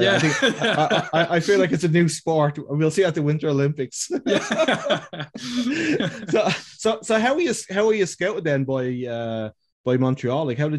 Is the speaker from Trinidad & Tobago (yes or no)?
no; Ireland; I'm from Ireland